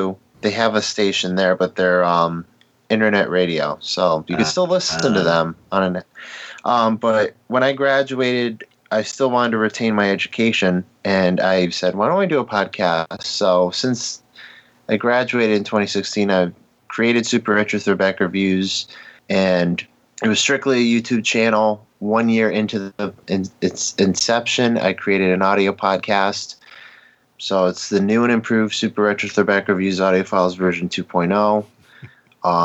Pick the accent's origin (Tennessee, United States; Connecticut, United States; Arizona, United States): Connecticut, United States; Born and raised in Connecticut.